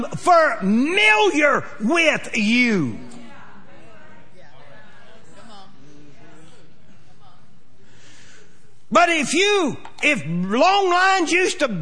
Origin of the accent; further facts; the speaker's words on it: Pawnee, Oklahoma, United States; we're from Pawnee, Oklahoma.